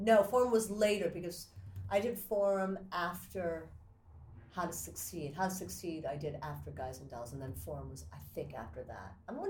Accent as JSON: {"language": "English", "country": "Japan", "tie": "born there", "said": "she's half Japanese. I'm first generation. I was born in Japan."}